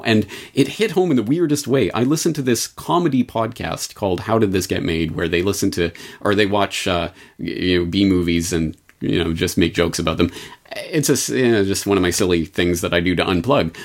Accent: Canada; I was a Canadian growing up in the Canadian public education system

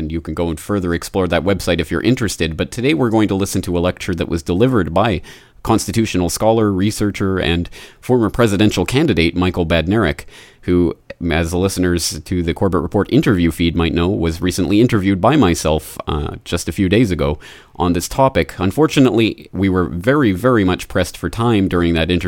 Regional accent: Canada; now in Japan; as a Canadian living in Japan

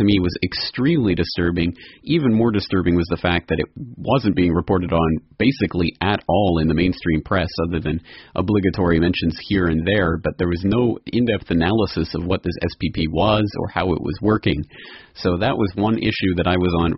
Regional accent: Calgary, Alberta, Canada; my hometown of Calgary

